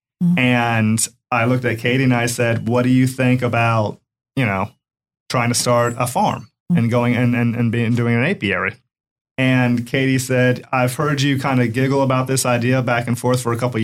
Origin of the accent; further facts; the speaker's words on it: Tampa, Florida, United States; I grew up here in Tampa. I went to Ballast Point Elementary, Madison Middle School, and Robinson High School.